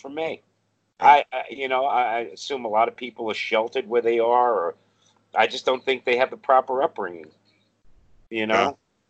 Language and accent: English; New York City, New York, United States; I grew up in Brooklyn, you know, a black Italian neighborhood. We're all brothers and sisters there, you know?